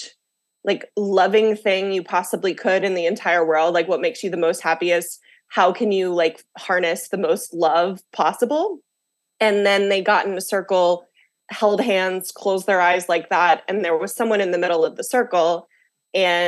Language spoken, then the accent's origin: English; the South, United States; moved away as an adult; now in Washington, D.C., United States; I grew up in the South, so I had like a lot of like religious upbringing